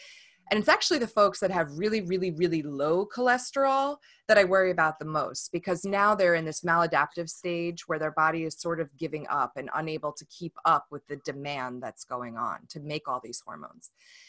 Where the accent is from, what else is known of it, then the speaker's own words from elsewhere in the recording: New York, United States; now in Washington, United States; It's a good thing about being a New Yorker living in Washington, at least I can own it.